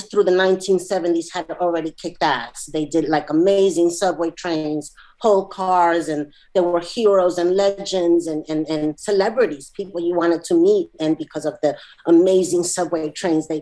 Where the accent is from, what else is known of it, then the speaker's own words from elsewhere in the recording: New York City, New York, United States; I'm from New York City, and specifically I'm from Queens